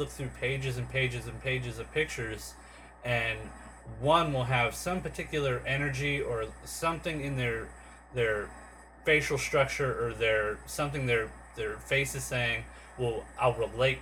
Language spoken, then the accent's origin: English; San Diego, California, United States; I'm born and raised in San Diego